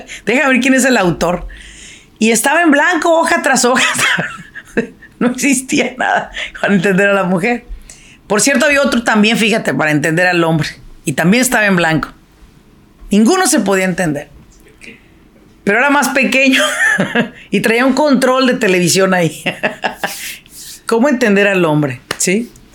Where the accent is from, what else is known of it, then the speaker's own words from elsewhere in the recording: Apatzingán, Michoacán, Mexico; now in Irvine, United States; yo soy de Apachingán, ¿verdad? Me vine de Apachingán por el calor